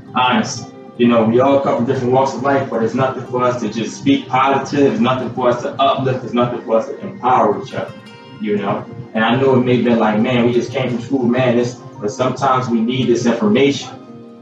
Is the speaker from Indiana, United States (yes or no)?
no; Philadelphia, Pennsylvania, United States; born and raised in Philly, uh, and you know, that's where I spent most of my life